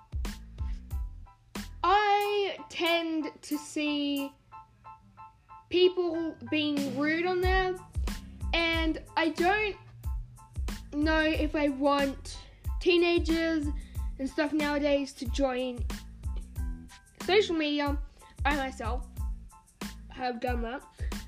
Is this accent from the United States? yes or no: no; Australia; So I am Australian